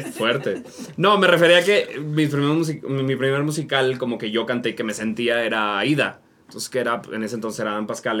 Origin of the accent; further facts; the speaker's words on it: Monterrey, Nuevo León, Mexico; now in Mexico City, Mexico; soy de Monterrey